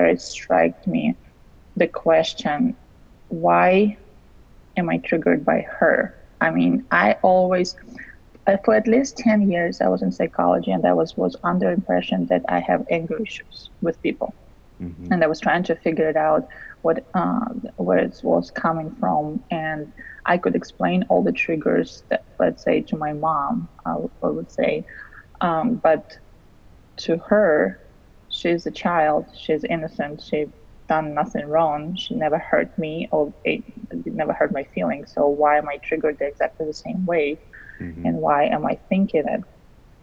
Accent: Russia; English is a second language; moved away; I'm originally from Russia

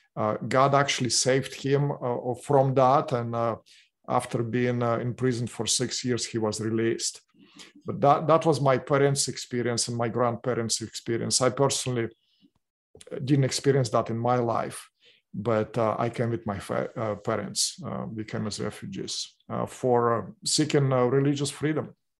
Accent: Russia; English is a second language; moved away as an adult; now in Orange County, United States; my background, I came from Russia

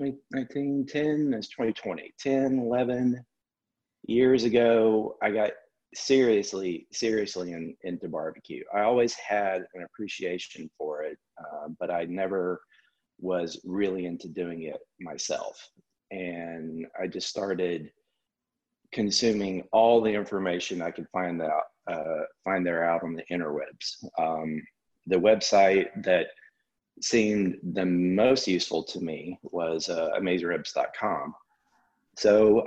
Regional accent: Alabama, United States; born and raised in Alabama, went to college at Auburn

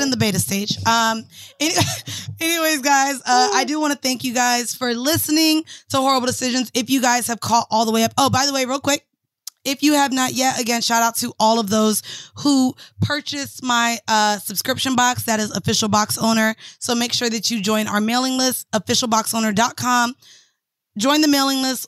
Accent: Florida, United States; I'm from Florida

